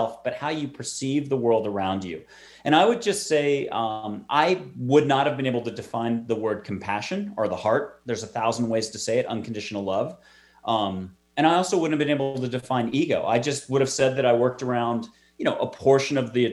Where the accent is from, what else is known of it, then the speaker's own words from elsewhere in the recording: East Coast, United States; moved away as an adult; also born or lived in New York City; now in Texas, United States; I'm from the East Coast. I'm in Texas now